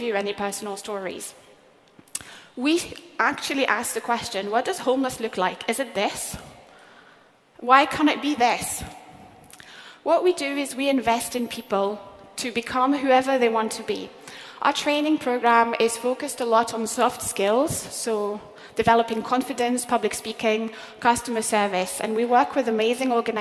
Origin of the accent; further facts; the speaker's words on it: France; now in Scotland, United Kingdom; my home country, France.